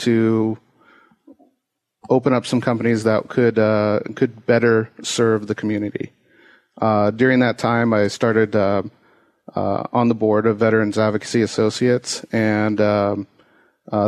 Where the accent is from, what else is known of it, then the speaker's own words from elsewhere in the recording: Norwalk, California, United States; also born or lived in Westminster, California; I grew up in Norwalk and also Westminster, California